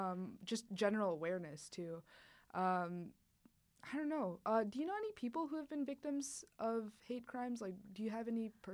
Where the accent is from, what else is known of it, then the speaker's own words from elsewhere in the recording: St. Louis, Missouri, United States; because I'm technically an immigrant, but I grew up in America.